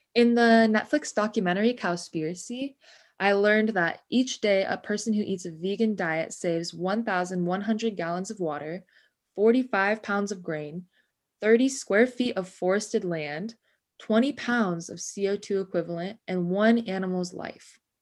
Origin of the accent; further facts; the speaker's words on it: Ojai, California, United States; moved away as an adult; now in San Diego, United States; I was born and raised in Ventura in Ojai, California